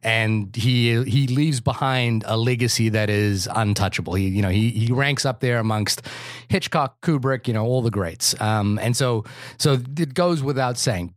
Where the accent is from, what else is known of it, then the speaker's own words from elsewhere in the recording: New Zealand; I'm a New Zealander